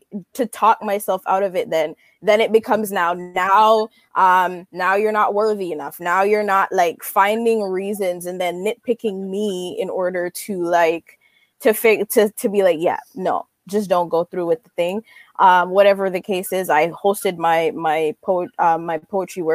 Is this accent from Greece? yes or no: no; Jamaica; moved away; I grew up in Jamaica